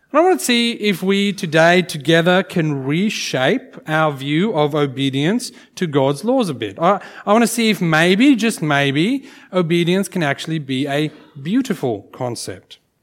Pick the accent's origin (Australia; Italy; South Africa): South Africa; growing up in South Africa, um, I went to a school where we had corporal punishment